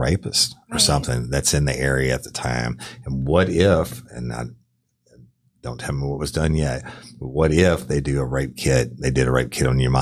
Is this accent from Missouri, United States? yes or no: no; Clinton, Louisiana, United States; when I was a kid growing up in Clinton